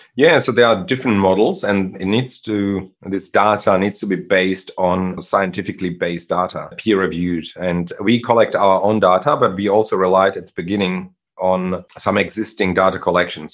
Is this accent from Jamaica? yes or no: no; Germany; English is a second language; moved away as an adult; also born or lived in Czechoslovakia / Sydney, Australia; now in Australia; I grew up in Germany, but I was born in Czechoslovakia